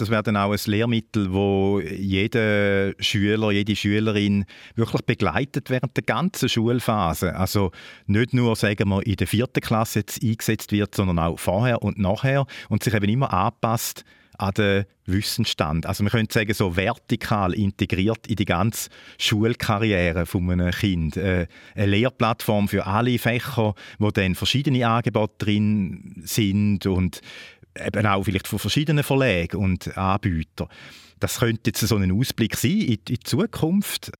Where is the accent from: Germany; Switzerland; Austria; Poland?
Switzerland; bei uns in der Schweiz